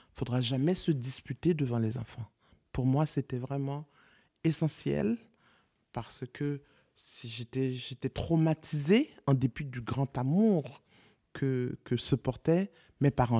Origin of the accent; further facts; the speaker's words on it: Haiti; also born or lived in Congo; now in France; je suis haïtienne